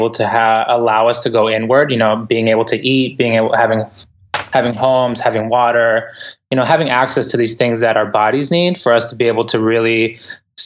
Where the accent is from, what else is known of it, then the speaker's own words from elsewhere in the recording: Boston, Massachusetts, United States; English is a second language; also born or lived in Ecuador; I grew up in the inner city in Boston, and I came to the United States back when, I'm originally from Ecuador, and family back here. I came to here when I was about 4 years old